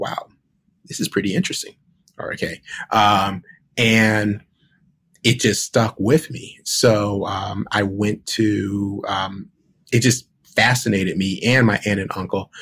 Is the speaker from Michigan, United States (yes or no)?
no; Cleveland, Ohio, United States; now in Washington, D.C., United States; I was born in Cleveland, Ohio, May 15th, 1973. And I grew up with my mom.